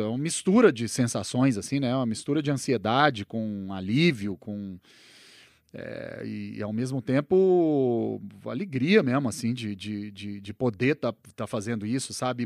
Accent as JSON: {"language": "Portuguese", "town": "Uberlândia", "region": "Minas Gerais", "country": "Brazil", "tie": "born or raised there", "also_born_or_lived": "Uberaba / Belo Horizonte / Los Angeles", "moved": "as an adult", "lives_now": "São Paulo, Brazil", "said": "eu sou nascido em Uberaba, né? E daí, mas eu só nasci em Uberaba e aí minha família mudou para, minha mãe mudou para Uberlândia logo na sequência. Então, minha infância foi ali em Uberlândia e tal, e daí na adolescência mudei para BH"}